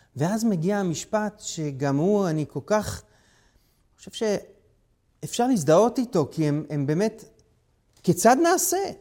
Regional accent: Israel

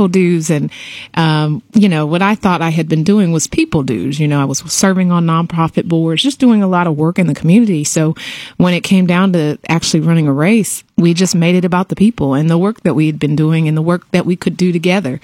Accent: Houston, Texas, United States; also born or lived in Atlanta / Washington / Cambridge, Massachusetts; I'm a native Houstonian, as you stated. I grew up on the north side of town. Lived in Inwood Forest

